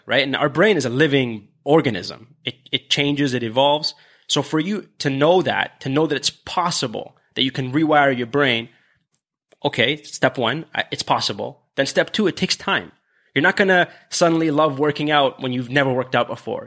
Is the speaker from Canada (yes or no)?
yes; Canada; we're Canadian